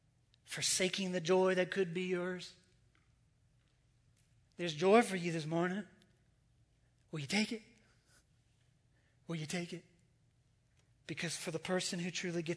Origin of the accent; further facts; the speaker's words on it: United States; I'm American